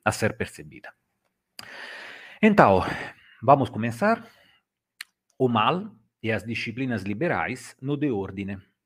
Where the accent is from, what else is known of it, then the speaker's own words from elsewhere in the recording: Italy; accent: Italian; Portuguese is a second language; o meu sotaque eh, italiano é muito carregado